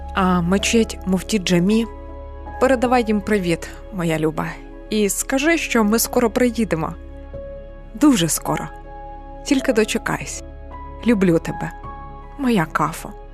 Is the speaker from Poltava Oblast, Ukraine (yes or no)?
no; Bucha, Kyiv Oblast, Ukraine; моє рідне місто також було окуповане